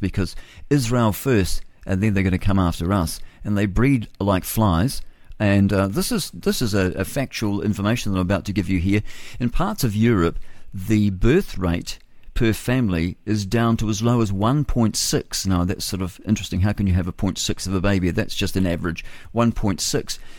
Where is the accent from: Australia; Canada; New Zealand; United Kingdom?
New Zealand; I'm of British descent. I'm a British New Zealander.